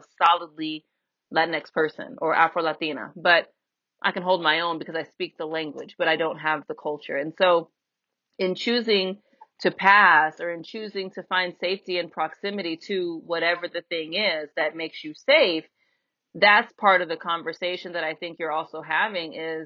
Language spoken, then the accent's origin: English; United States; I'm American